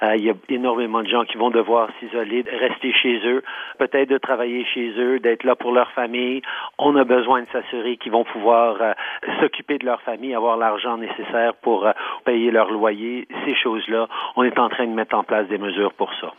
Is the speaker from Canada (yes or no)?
yes; Canada; en tant que Canadien